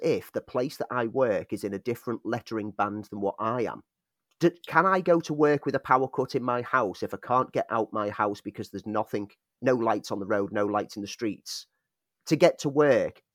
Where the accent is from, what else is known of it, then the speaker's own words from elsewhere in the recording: Liverpool, North West England, United Kingdom; moved away as an adult; also born or lived in Sheffield; I was away from Liverpool and living in Sheffield